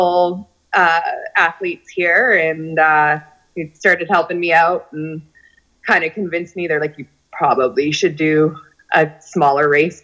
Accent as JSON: {"language": "English", "town": "Kelowna", "region": "British Columbia", "country": "Canada", "tie": "born or raised there", "lives_now": "Penticton, Canada", "said": "I was born and raised in Kelowna, and then we moved to Penticton 15 years ago."}